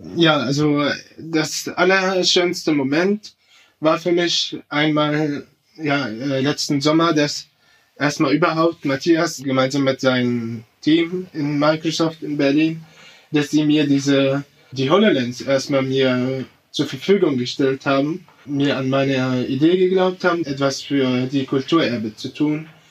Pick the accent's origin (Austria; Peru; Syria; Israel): Syria; Damascus, Damascus Governorate; now in Germany; ich komme aus Syrien. Ich, ich komme aus Damaskus. Ich bin in Damaskus aufgewachsen.